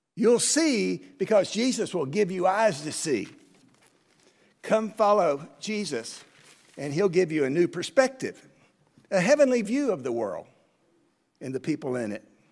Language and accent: English; United States; I'm an American